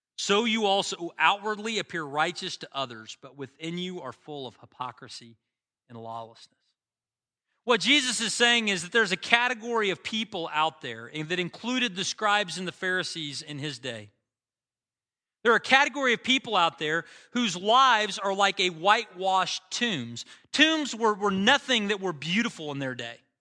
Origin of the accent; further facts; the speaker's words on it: United States; as an American